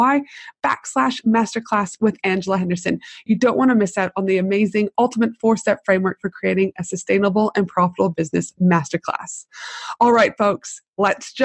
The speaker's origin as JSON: {"language": "English", "country": "Canada", "also_born_or_lived": "United States / Tasmania, Australia", "moved": "yes", "lives_now": "Brisbane, Australia", "said": "I'm from Canada"}